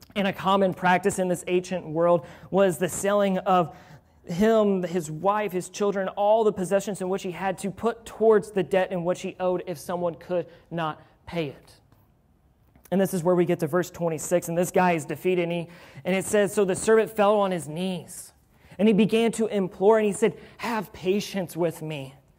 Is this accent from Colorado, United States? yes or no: no; Louisville, Kentucky, United States; I'm from Louisville